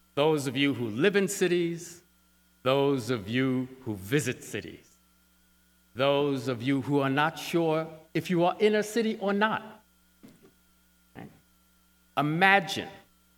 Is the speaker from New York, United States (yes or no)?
yes; Syracuse, New York City, United States; I was born in New York City, and my parents, right after I was born, moved to Syracuse, New York